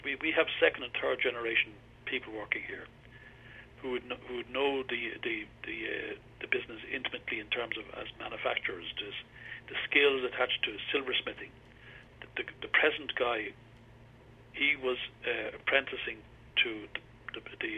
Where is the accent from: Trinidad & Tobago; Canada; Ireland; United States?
Ireland; I'm an Irishman. I'm very proud